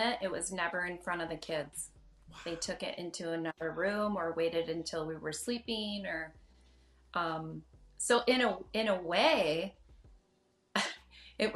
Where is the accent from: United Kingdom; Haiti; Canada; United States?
United States; Grand Rapids, Michigan; I was born in Grand Rapids. My parents were born in Grand Rapids. My grandparents are from Grand Rapids.